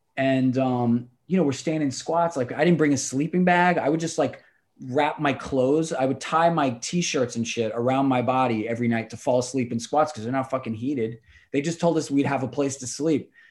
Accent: New York City, New York, United States; also born or lived in Astoria, Queens; I'm from Rockaway, like, uh, Irish

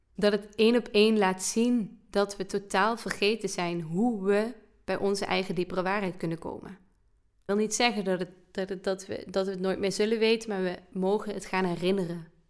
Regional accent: Limburg, Netherlands; als Limburger

